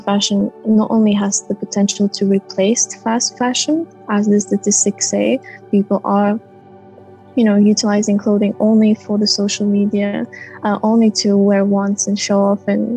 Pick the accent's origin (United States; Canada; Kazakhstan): Kazakhstan; I come from Kazakhstan. When I was growing up, I felt really far from fashion